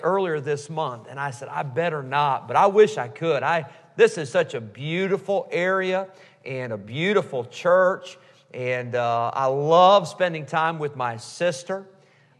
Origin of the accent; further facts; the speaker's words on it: Rockford, Illinois, United States; moved away as an adult; also born or lived in Geneseo, Illinois / California; now in North Carolina, United States; my family's from Illinois, and that's where we first met Pastor and Mrs. Schott there in Rockford, Illinois, many years ago